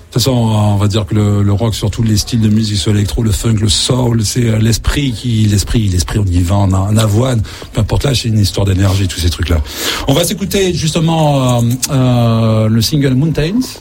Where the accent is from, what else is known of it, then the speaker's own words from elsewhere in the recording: south of France, France; en tant que sudiste